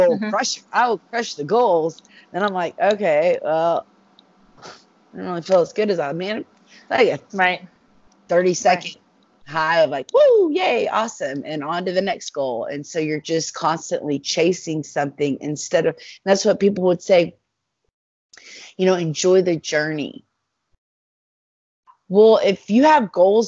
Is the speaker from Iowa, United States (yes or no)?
no; Dallas, Texas, United States; I'm from Texas. I'm from Dallas